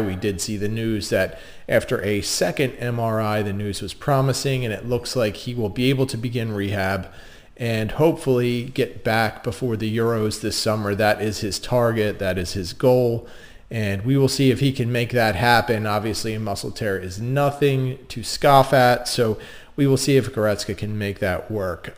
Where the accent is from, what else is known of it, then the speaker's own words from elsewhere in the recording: Delaware County, Pennsylvania, United States; accent: Delco; I am a Delco native